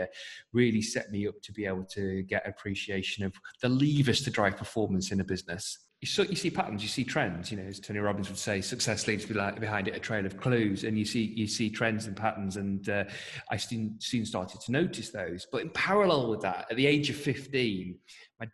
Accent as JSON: {"language": "English", "region": "North West England", "country": "United Kingdom", "said": "I hark from the northwest of England"}